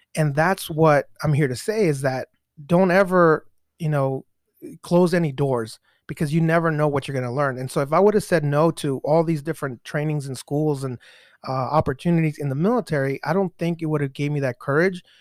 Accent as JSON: {"language": "English", "country": "Mexico", "tie": "born or raised there", "moved": "yes", "lives_now": "United States", "said": "I was born in Mexico myself"}